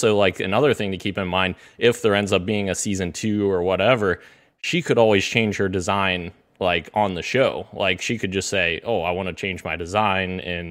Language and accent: English; Cincinnati, Ohio, United States; it is my hometown team. The Cincinnati Bengals